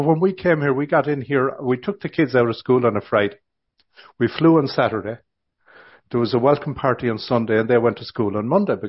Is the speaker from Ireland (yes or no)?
yes; Ireland; accent: Irish; now in Canada; he didn't hear my Irish accent